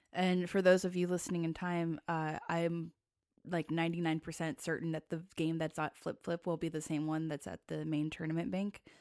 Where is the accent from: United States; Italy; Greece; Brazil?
United States; Tacoma, Washington; I grew up in Tacoma.